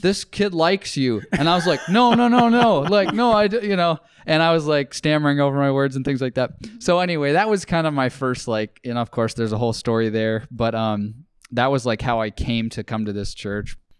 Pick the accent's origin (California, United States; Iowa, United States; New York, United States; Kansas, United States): Iowa, United States; Saint Charles; also born or lived in Indianola, Iowa; I grew up in Saint Charles